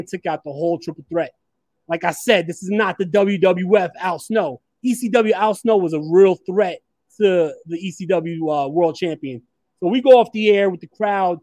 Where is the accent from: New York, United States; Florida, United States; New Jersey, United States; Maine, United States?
New York, United States; I'm from New York